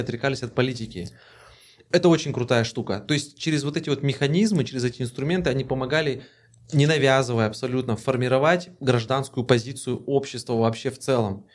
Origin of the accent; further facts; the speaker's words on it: Kazakhstan; Мы такие, мы из Казахстана